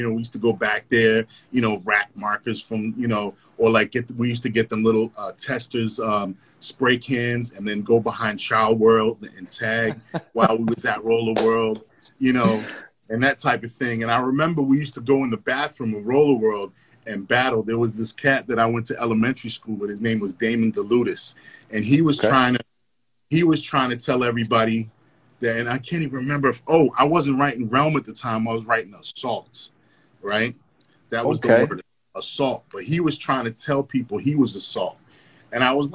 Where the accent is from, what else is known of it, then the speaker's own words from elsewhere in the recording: Lynn, Massachusetts, United States; I grew up in the Highlands and I would walk down the hill and then come down, you know, Union Street